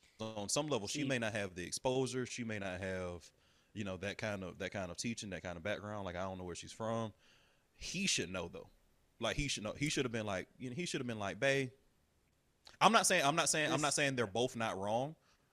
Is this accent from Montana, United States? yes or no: no; Atlanta, Georgia, United States; moved away; and I'm from Atlanta.